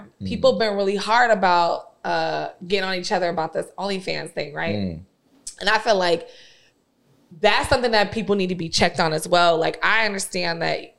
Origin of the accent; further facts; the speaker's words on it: San Diego, California, United States; I grew up in Southeast San Diego